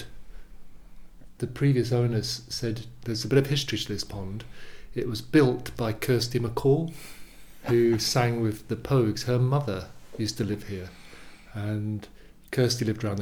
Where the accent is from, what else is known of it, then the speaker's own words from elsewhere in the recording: Yorkshire and the Humber, United Kingdom; moved away as an adult; also born or lived in East London / Epping Forest / Madrid, Spain; now in London, United Kingdom; my mum married my stepfather when I was about 8, and we moved to Yorkshire. He was a Yorkshireman, and I lived there for 10 years until I finished my schooling